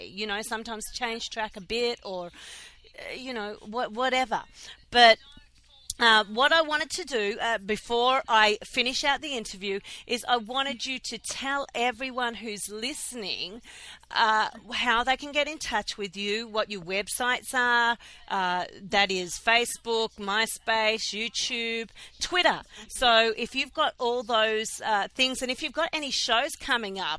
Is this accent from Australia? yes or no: yes; Melbourne, Victoria, Australia; now in Philadelphia, United States; I'm from Melbourne, Australia, and I live in Philadelphia.